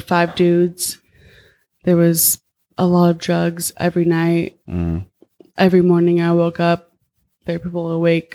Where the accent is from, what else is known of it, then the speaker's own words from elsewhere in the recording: Palm Springs, California, United States; moved away as an adult; also born or lived in Santa Cruz / San Diego / Rhode Island; I'm from the Palm Springs area.